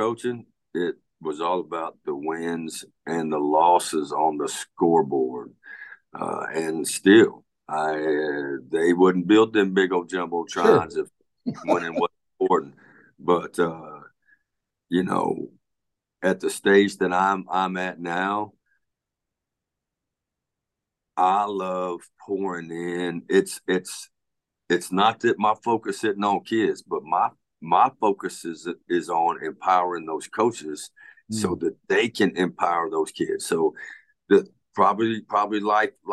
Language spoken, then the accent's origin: English; Pasadena, Texas, United States; I grew up in Pasadena, Texas